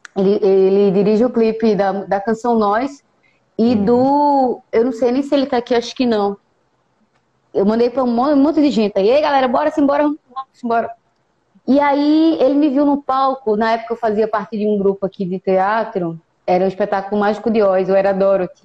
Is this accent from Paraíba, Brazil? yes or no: no; interior of Pernambuco, Brazil; Eu sou ribeirinha, sertaneja, sou aqui do interior do estado de Pernambuco